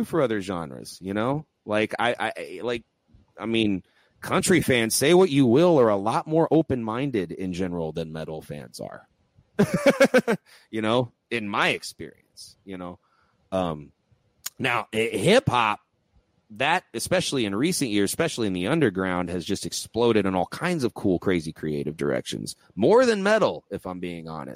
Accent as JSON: {"language": "English", "region": "Texas", "country": "United States", "said": "I'm from Texas"}